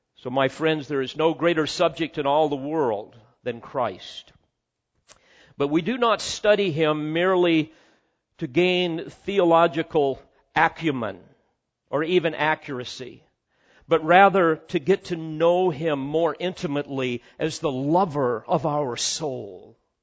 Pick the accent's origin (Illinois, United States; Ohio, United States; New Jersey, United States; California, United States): Illinois, United States; our home over on the other side of Illinois